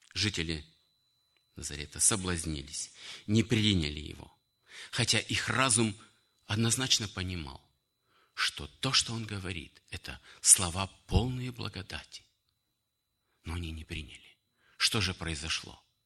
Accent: Kyrgyzstan; moved away; also born or lived in Russia; Я считаю своим отечеством Киргизию, потому что я там вырос, женился, обратился к Богу и провел многие годы в Киргизстане. Хотя родился в Российской Федерации

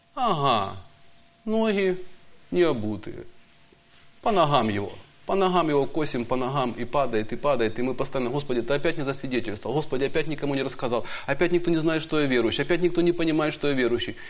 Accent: Donbas, Ukraine; Я тоже из Донбасса

